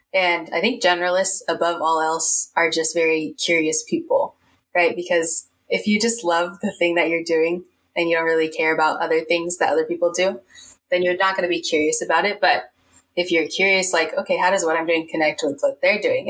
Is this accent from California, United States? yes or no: yes; Bay Area, California, United States; grew up in the Bay Area